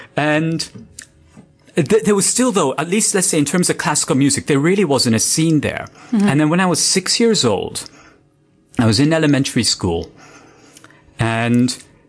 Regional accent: Dubai, United Arab Emirates; moved away; also born or lived in Mumbai, India; that was the Dubai that I grew up in. It had around 400,000 people.

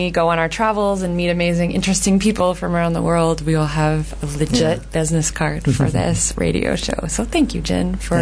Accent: Canada; as a Canadian

